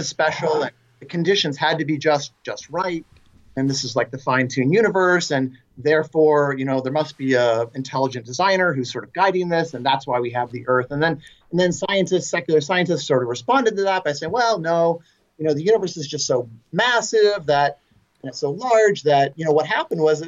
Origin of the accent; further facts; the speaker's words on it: San Francisco, California, United States; I grew up in San Francisco in the Bay Area